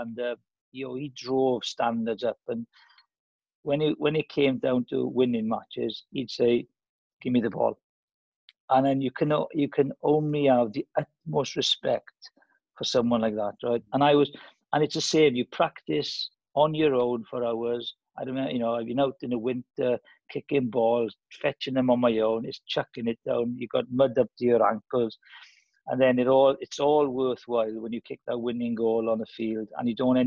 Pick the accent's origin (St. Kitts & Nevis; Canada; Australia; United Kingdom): United Kingdom; Welsh, Wales; being Welsh.